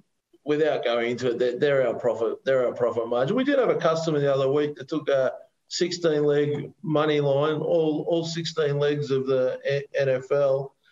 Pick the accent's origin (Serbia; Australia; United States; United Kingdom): Australia; So I come from Australia where the betting is a lot less regulated.